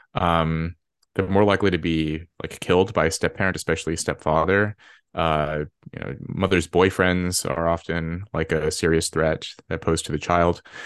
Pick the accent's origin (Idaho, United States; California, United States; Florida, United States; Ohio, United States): California, United States; Red Bluff; moved away; I grew up in Red Bluff, California